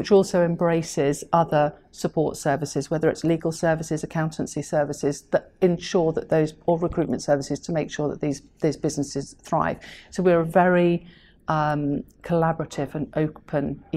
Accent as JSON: {"language": "English", "area": "Welsh", "region": "Wales", "country": "United Kingdom", "said": "as a Welsh person"}